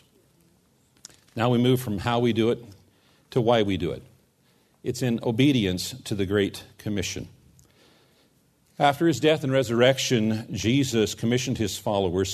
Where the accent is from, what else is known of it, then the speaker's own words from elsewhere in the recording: United States; we as American Christians